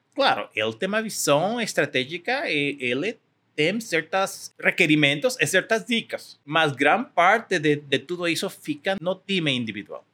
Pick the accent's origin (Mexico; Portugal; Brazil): Mexico; Portuguese is a second language; also born or lived in California; sou mexicano